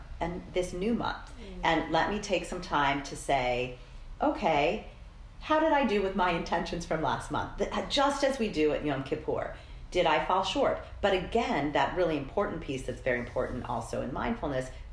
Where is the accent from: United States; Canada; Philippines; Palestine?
United States; Colorado; I'm from Colorado